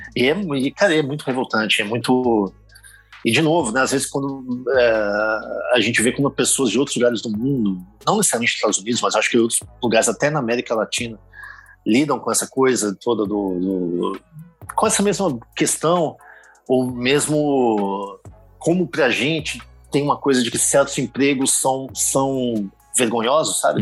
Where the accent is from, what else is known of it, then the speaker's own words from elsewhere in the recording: Brazil; moved away; enquanto brasileiro